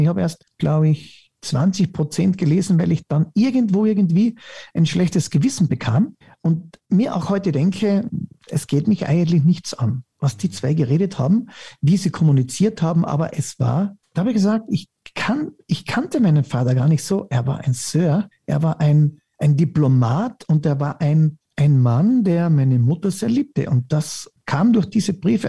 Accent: Styria, Austria; ich sage immer, als Steirer

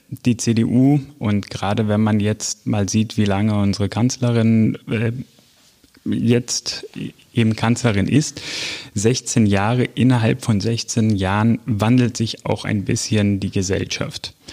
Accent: Greece; früher auch aus äh, meiner Heimat in Griechenland

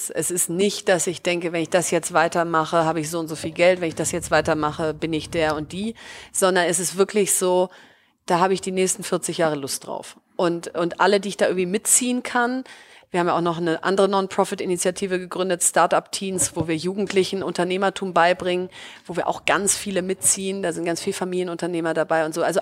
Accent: Bielefeld, North Rhine-Westphalia, Germany; ich komme aus Bielefeld, äh, was ja äh, irgendwie erstmal keine Stadt ist, wo alle irgendwie vor Glück Juhu schreien

